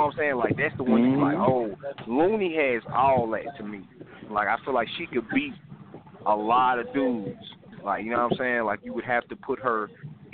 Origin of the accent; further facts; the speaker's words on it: Alabama, United States; I'm from Alabama